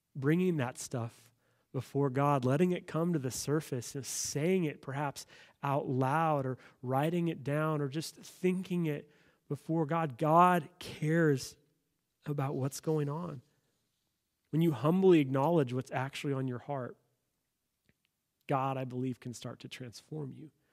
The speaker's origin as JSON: {"language": "English", "country": "United States", "said": "as an American citizen"}